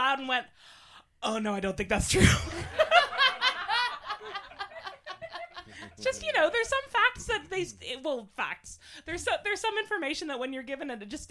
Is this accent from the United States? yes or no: no; Ottawa, Ontario, Canada; moved away as an adult; now in United Kingdom